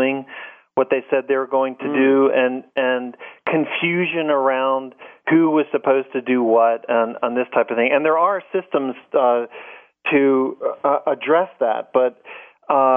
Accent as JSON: {"language": "English", "town": "Washington", "region": "District of Columbia", "country": "United States", "tie": "born or raised there", "said": "someone who was raised in the Washington, D.C. area"}